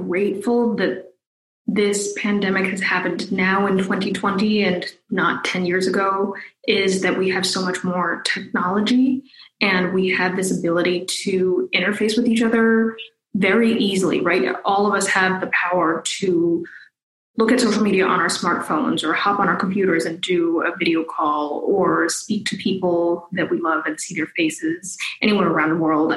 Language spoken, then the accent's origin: English; New Jersey, United States; I grew up in New Jersey